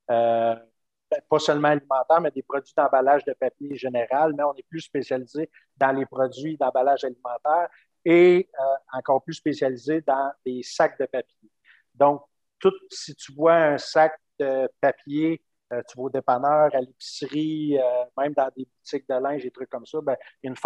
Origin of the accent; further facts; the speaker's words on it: Cap-de-la-Madeleine, Quebec, Canada; also born or lived in Trois-Rivières / Montreal / Vancouver; je suis originaire du Cap de la Madeleine, euh, né au Cap de la Madeleine, euh, fait des études à, Trois-Rivières, j'ai fait des études à Montréal, je me suis promené un petit peu après, travaillé à Montréal. Je suis allé, même faire un petit tour à Vancouver